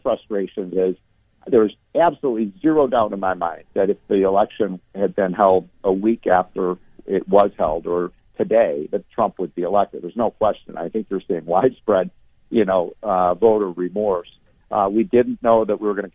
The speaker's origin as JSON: {"language": "English", "town": "Chicago", "region": "Illinois", "country": "United States", "said": "I come from Chicago. I hail from Chicago."}